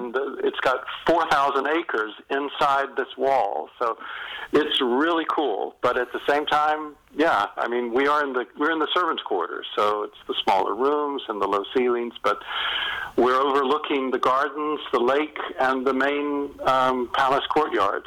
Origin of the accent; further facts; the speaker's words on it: North Carolina, United States; moved away; also born or lived in England; I'm from North Carolina.